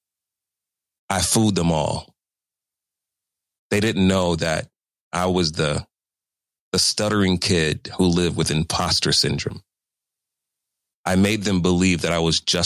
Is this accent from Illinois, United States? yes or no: yes; Chicago, Illinois, United States; moved away as an adult; also born or lived in New York City; going home to work at WGCI in Chicago